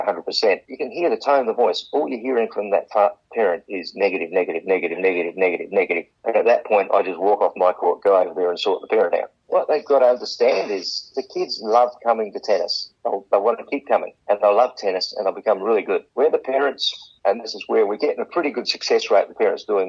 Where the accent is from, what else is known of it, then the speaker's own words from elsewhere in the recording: Port Pirie, South Australia, Australia; now in Adelaide, Australia; We came from Port Pirie.